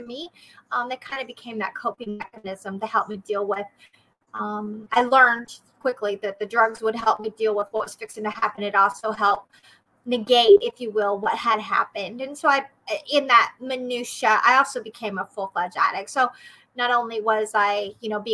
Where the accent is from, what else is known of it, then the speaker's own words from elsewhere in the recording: Oklahoma, United States; now in Missouri, United States; I am from Oklahoma originally. However, I have been in Missouri